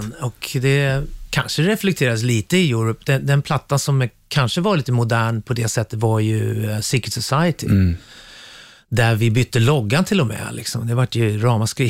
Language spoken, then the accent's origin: Swedish; Sweden; moved away as an adult; now in England; vi är ju svenskar